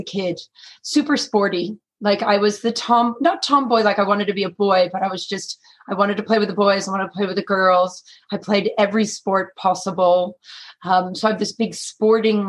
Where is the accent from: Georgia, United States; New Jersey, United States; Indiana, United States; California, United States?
California, United States; San Francisco; accent: American; now in Australia; I'm born and raised in San Francisco